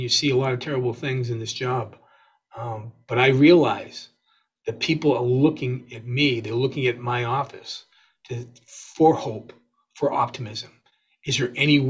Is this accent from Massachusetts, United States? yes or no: yes; West Bridgewater, Massachusetts, United States; I grew up in West Bridgewater.